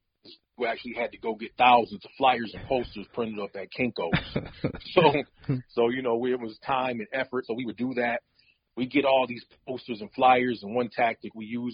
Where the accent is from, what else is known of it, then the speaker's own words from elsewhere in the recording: Minneapolis, Minnesota, United States; growing up in Minneapolis